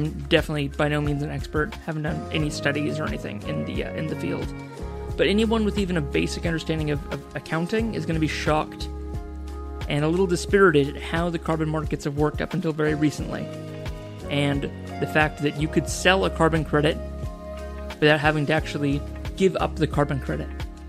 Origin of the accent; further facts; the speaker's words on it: Seattle, Washington, United States; from a startup from my hometown of Seattle, Washington, U.S., called Nori